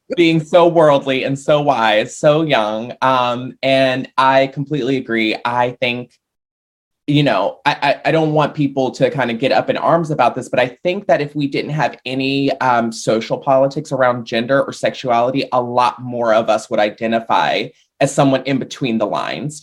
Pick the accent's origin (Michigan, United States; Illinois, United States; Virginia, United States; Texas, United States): Virginia, United States; Richmond; I live in a brewery town, and so that's the kind of thing we do in Richmond, Virginia